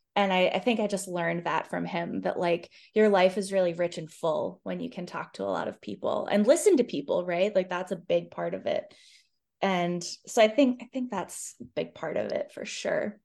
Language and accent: English; Boston area, Massachusetts, United States; now in Charlottesville, United States; I'm from the Boston area in Massachusetts, and my family talks a lot